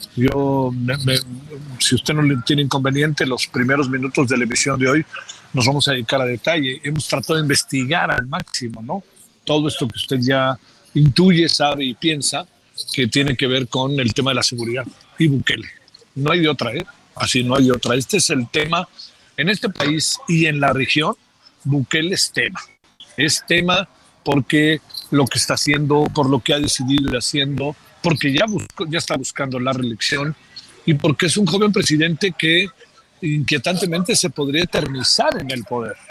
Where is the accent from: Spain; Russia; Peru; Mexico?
Mexico; soy mexicano